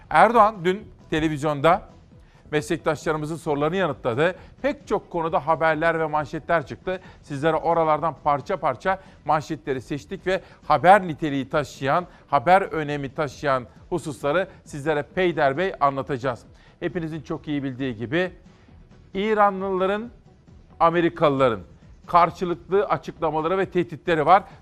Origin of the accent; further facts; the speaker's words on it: Simav, Kütahya, Turkey; Memleketim Simav'da karlıymış.